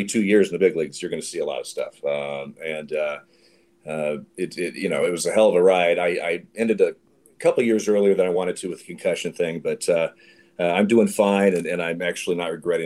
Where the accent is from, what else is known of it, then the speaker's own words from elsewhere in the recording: Eugene, Oregon, United States; now in Portland, United States; I grew up in Eugene, Oregon